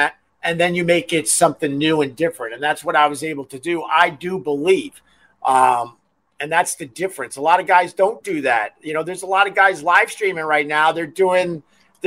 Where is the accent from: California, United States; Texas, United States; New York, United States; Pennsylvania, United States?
New York, United States; Huntington; also born or lived in Rochester; I'm originally from Huntington, Long Island